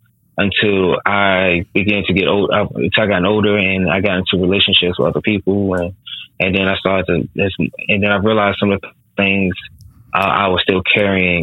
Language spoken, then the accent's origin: English; United States; being American, a Black American man